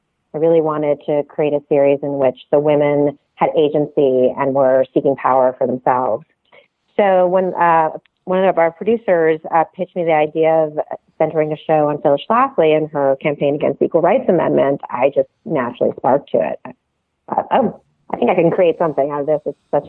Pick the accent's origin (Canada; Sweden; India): Canada; I grew up steeped in American politics, even though I grew up in Canada because my dad's a political scientist and he taught American government at McGill.